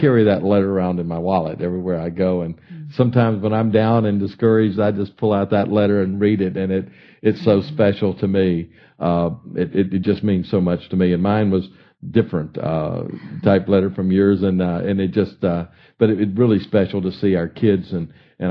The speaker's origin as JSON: {"language": "English", "town": "Baton Rouge", "region": "Louisiana", "country": "United States", "tie": "born or raised there", "moved": "yes", "said": "I grew up in Baton Rouge and graduated from Estruma High School in Baton Rouge in 1965."}